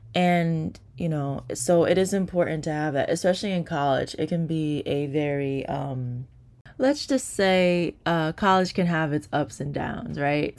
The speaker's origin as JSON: {"language": "English", "region": "New Jersey", "country": "United States", "said": "I'm from New Jersey"}